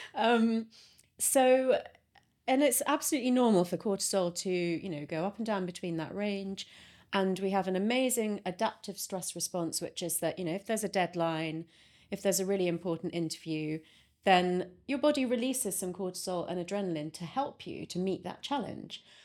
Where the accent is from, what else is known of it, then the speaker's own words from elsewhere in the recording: London, United Kingdom; I was brought up in London, um, by parents who had just emigrated from India